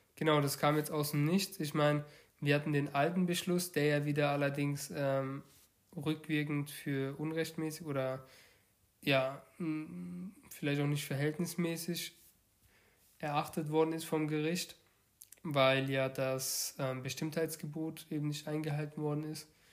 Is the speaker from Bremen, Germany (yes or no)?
no; Baden-Württemberg, Germany; wir kommen ja aus dem Bundesland Baden-Württemberg